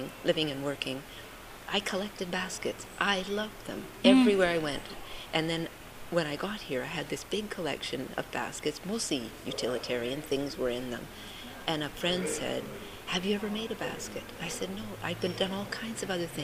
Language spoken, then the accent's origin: English; Richmond, British Columbia, Canada; also born or lived in Uganda / Ottawa / Costa Rica / Egypt; now in Salt Spring Island, Canada; I was raised in Richmond